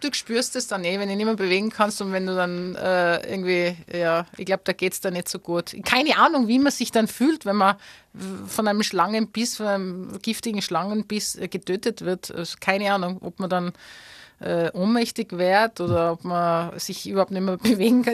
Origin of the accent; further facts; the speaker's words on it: Tyrol, Austria; moved away as an adult; now in Australia; ich bin Tirolerin, ich bin die Österreicherin, ich bin Europäerin